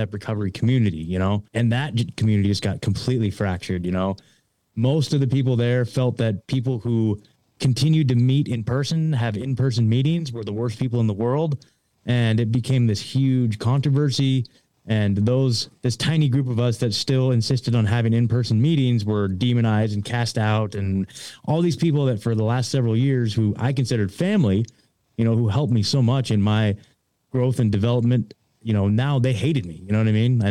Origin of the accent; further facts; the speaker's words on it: Oregon, United States; moved away; I was born and raised in Oregon.